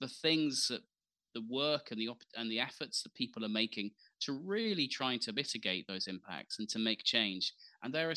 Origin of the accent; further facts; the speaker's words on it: the north of England, United Kingdom; moved away as an adult; also born or lived in Eritrea / Yemen / Sudan / South Sudan; I grew up, however, you know, on a farm in northern England